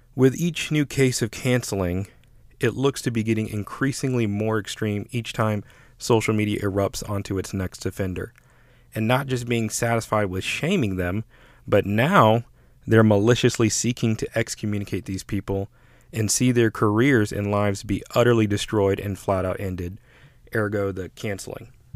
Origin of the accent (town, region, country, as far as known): United States